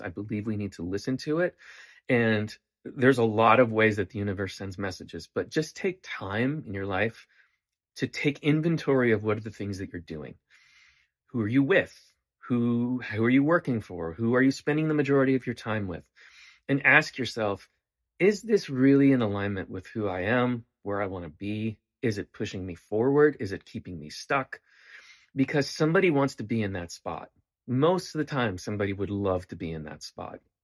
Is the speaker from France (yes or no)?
no; Canada; moved away